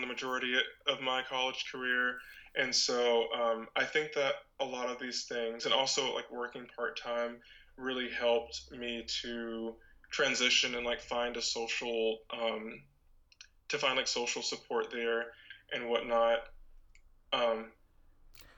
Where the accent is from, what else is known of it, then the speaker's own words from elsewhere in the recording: Panama City, Florida, United States; moved away as an adult; also born or lived in Orlando, Florida / Montevallo, Alabama; now in Maryland, United States; I lived there until I was 8, and then I did essentially like all of my public schooling in Panama City.